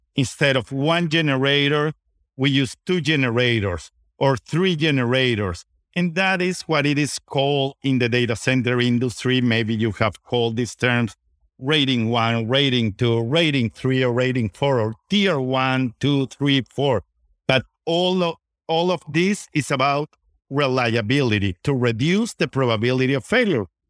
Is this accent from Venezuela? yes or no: yes; Venezuela; moved away as an adult; now in United States; I was born and raised in Venezuela. My parents are from Spain